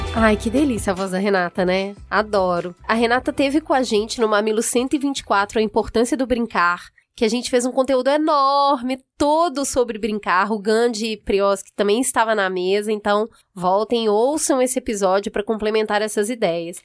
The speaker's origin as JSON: {"language": "Portuguese", "region": "Minas Gerais", "country": "Brazil", "said": "Eu, como uma boa mineira"}